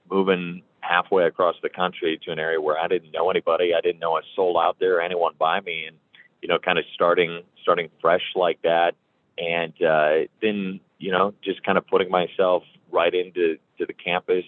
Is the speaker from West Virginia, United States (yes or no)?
no; Geneseo, Illinois, United States; moved away as an adult; now in Blacksburg, United States; I grew up uh, in a town called Geneseo, Illinois